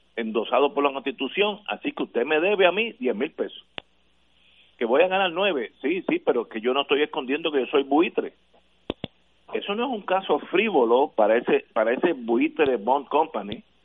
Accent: Puerto Rico; como buenos puertorriqueños que somos todos

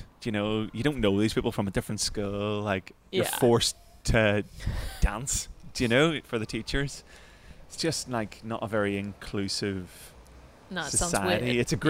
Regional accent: Northern Ireland, United Kingdom; born or raised there; now in London, United Kingdom

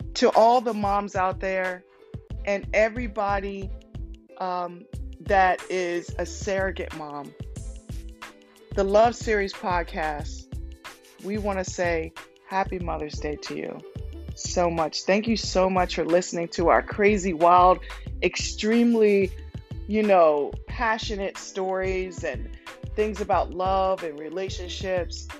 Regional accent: Cambridge, Maryland, United States; also born or lived in Denton, Maryland; I grew up in Cambridge, Maryland

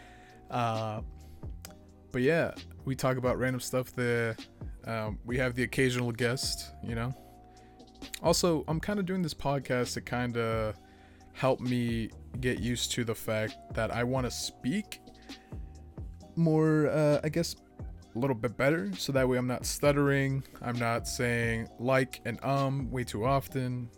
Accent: Boston, Massachusetts, United States; I grew up in Boston, Massachusetts

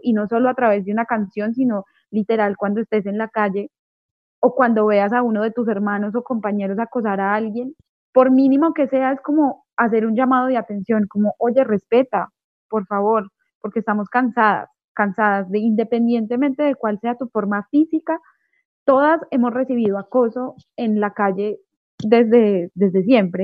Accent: Manizales, Caldas, Colombia; also born or lived in Mexico City, Mexico; now in Bogotá, Colombia; Yo soy de Manizales, que es una ciudad pequeñita

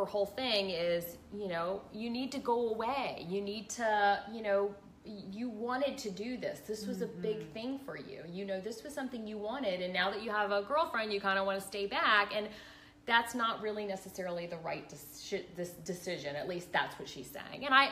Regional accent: Monticello, United States; moved away as an adult; Diane's son and I grew up in Monticello together.

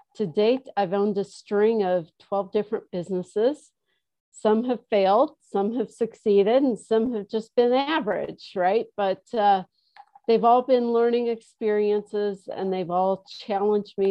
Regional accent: Midwest, United States; moved away; also born or lived in Chicago / Colorado; I grew up in the Midwest

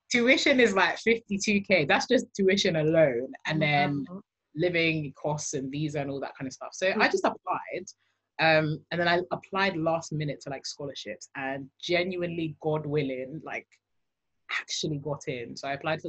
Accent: London, United Kingdom; accent: British; I grew born and raised in London

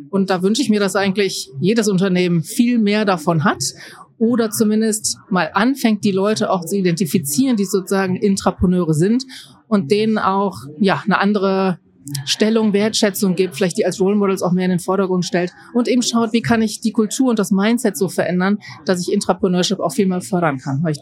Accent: Mönchengladbach, North Rhine-Westphalia, Germany; Ich komme aus Mönchengladbach. Das ist im Rheinland bei Düsseldorf.

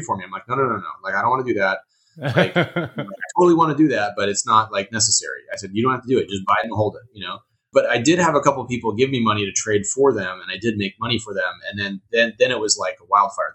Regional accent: Huntington Beach, California, United States; moved away; I grew up in Huntington Beach.

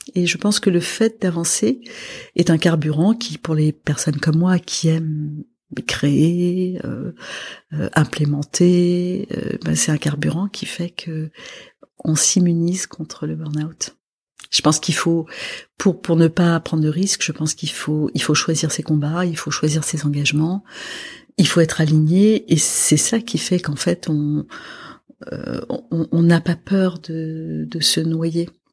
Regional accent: Lebanon; moved away; je suis libanaise. Mhm. Donc je viens d'un pays qui a vécu beaucoup d'années de guerre

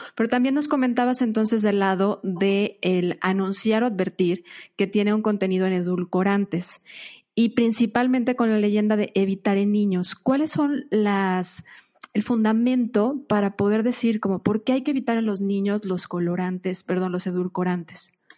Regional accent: Mexico; para nosotros como mexicanos

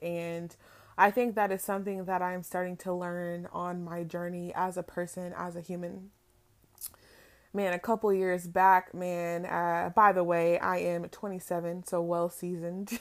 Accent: Palm Springs, California, United States; now in Florida, United States; I am originally from California, from Palm Springs to be exact, but, um, I have reside in Florida way too long

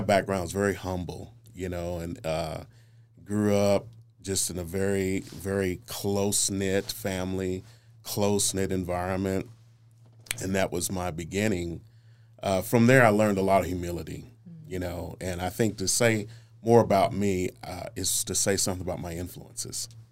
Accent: Oklahoma City, Oklahoma, United States; I'm from Northeast Oklahoma City, born and raised. Uh, I was born in North Creston Hills

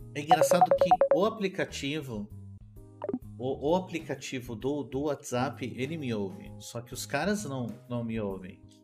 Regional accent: São Paulo, Brazil; eu sou de São Paulo

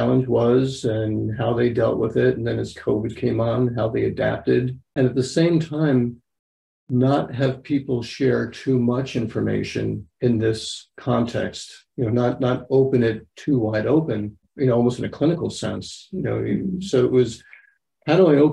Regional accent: New York, United States; I'm from New York

